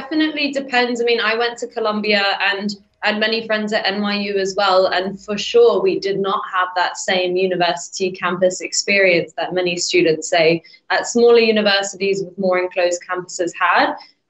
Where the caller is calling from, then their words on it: England, United Kingdom; I'm joining you from England, so I'm actually a little bit cold